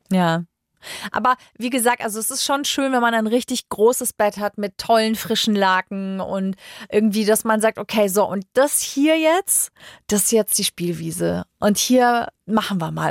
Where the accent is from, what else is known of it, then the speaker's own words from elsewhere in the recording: Germany; bei uns in Deutschland